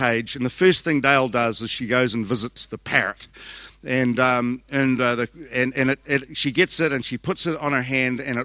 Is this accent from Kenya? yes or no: no; Southland, New Zealand; I'm from Southland.